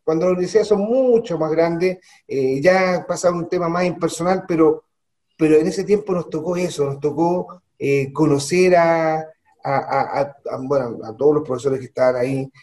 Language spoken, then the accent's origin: Spanish; Santiago, Santiago Metropolitan Region, Chile; moved away as an adult; also born or lived in Calama / Copiapó; Yo soy de Santiago, mi familia es de Santiago, mi madre es de los Andes